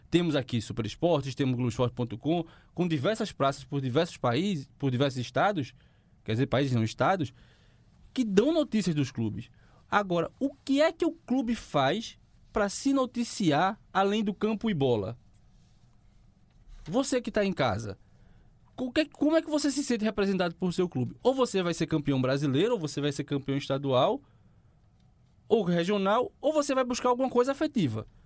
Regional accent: Quipapá, Pernambuco, Brazil; Eu sou nascido em Quipapá

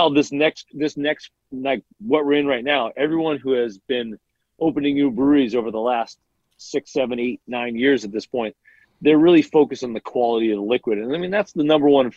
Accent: Wallingford, Connecticut, United States; my hometown of Wallingford.

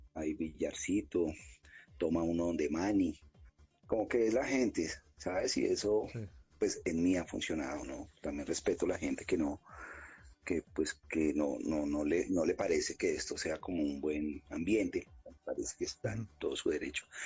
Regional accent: Bogotá, Colombia; also born or lived in La Candelaria, Bogotá / Villamayor, Bogotá; yo nací en Las Cruces, me crié en el Quiroga, después me vine para Villamayor, que está acá al sur también

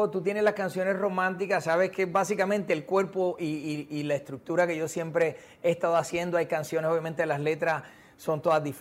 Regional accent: Puerto Rico; Sabes que soy de Puerto Rico

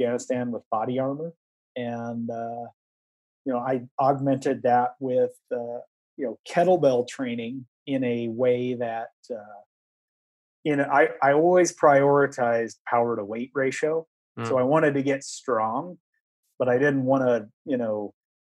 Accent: Iowa, United States; moved away; also born or lived in East Coast; I'm a flatlander from Iowa

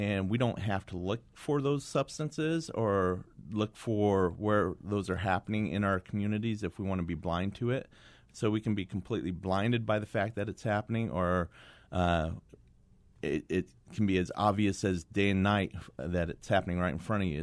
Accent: Kingman, Arizona, United States; I went back to my hometown of Kingman

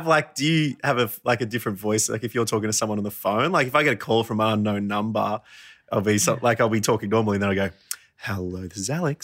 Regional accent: Warrnambool, Victoria, Australia; We grew up in Warrnambool together.

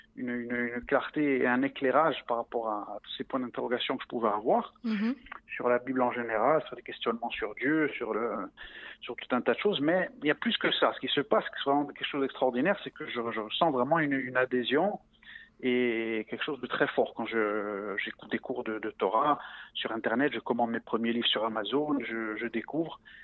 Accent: Ajaccio, Corsica, France; moved away as an adult; now in Israel; j'ai grandi en Corse. Je suis né à Ajaccio dans une famille corse à 100%

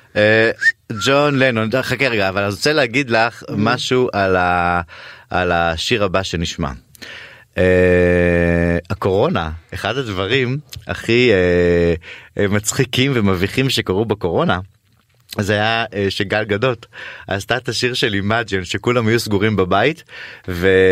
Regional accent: Ramla, Central District, Israel; הילדות שלי בבית השייח של רמלה הייתה קסומה

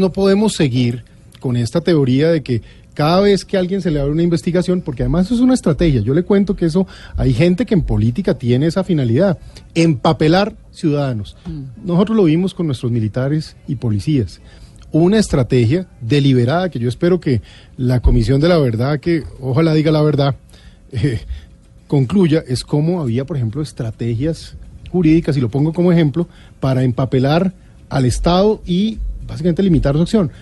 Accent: Colombia

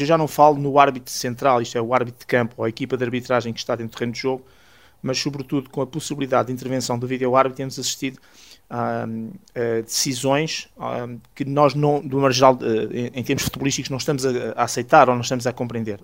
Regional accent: Alcainça, Lisbon, Portugal; aqui da minha terra, em Alcaínça

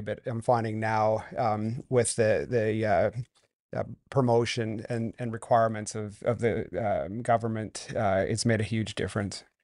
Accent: Vancouver, British Columbia, Canada; also born or lived in North Carolina; I grew up here in Vancouver

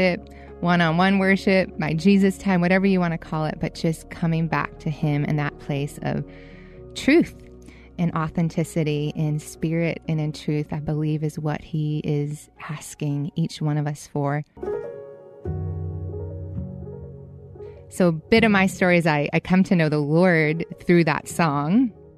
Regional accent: Boston, Massachusetts, United States; Growing up in Boston

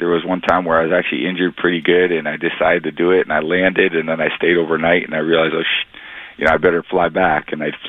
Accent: California, United States; moved away; I was from California.

